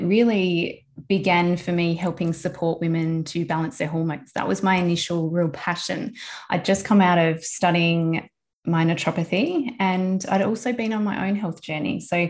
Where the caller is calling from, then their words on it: South Australia, Australia; I'm coming from South Australia, from my office with my two girls and with my mum.